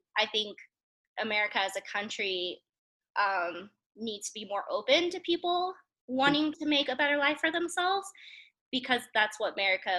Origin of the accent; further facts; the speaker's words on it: Colorado, United States; also born or lived in South Korea; Mm-hmm. I'm from Colorado, mm-hmm. and I currently live in Colorado. Mm-hmm. I was an English teacher in Korea for 4 years, and then I came home back in 2019